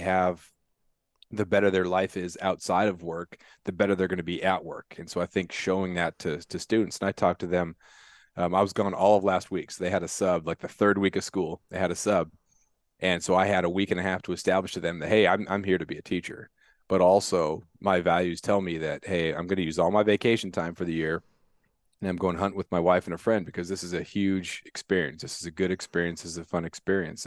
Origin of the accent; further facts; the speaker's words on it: Prince of Wales Island, Alaska, United States; growing up on Principal Wales Island